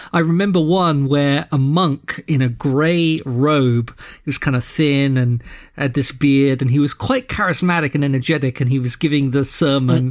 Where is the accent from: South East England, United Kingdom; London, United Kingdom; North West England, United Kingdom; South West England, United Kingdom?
London, United Kingdom; moved away as an adult; also born or lived in Boston, Massachusetts; now in Saint Louis, United States; So I'm from London, England. where I was born and grew up, but I live in Saint Louis, Missouri now